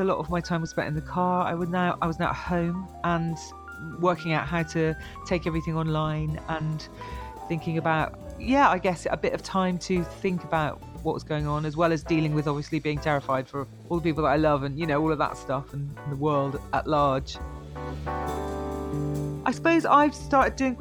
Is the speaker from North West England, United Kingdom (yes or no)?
no; Bristol, South West England, United Kingdom; moved away as an adult; also born or lived in Birmingham; I was born in Bristol, so I'm a true Bristolian. I was here until I was 18, and then I moved to Birmingham to study